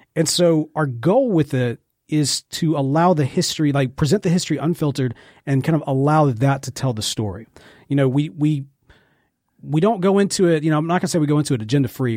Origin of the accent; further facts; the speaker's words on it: Jackson, Mississippi, United States; accent: Mississippi; also born or lived in Memphis; I was born and raised in Jackson, Mississippi, spent most of my life here